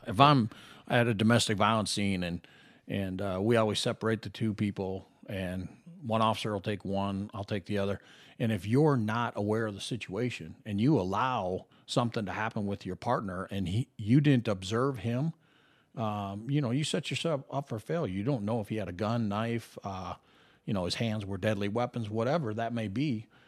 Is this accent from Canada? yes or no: no; Minnesota, United States; moved away as an adult; now in Las Vegas, United States; young kid growing up in the Midwest in Minnesota